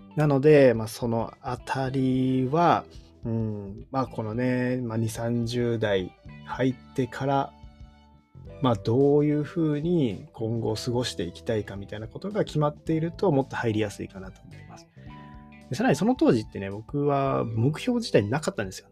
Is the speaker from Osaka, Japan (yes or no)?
no; Kyoto, Japan; moved away as an adult; also born or lived in Shiga; 京都の出身なんですけども、京都の高校を出て、えー、滋賀の大学に行った